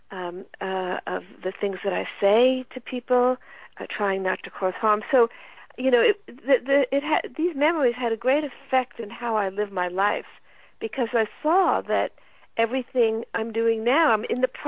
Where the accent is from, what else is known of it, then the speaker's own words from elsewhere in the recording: the American South, United States; born there; I understood why I was born in the American South